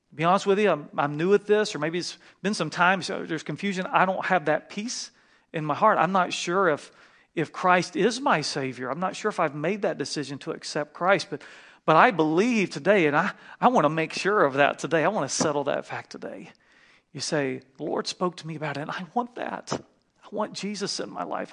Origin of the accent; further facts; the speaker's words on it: North Carolina, United States; moved away; flying home back to North Carolina to see my family, and I really wanted to see my grandmother, and you can tell I'm from the South